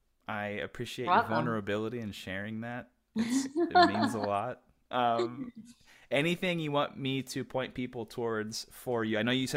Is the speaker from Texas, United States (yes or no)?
yes; Texas, United States; moved away as an adult; also born or lived in Orange County, California; now in Los Angeles, United States; I grew up in Texas, and then I moved to LA in 2006, and then I was in Orange County about, I guess, like 45 minutes south of LA from 2009 until last year I moved back.